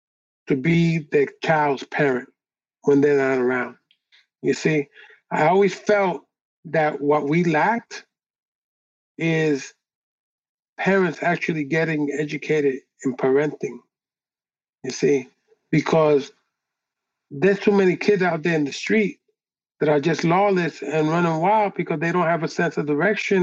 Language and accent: English; New York City, New York, United States; I grew up on the Lower East Side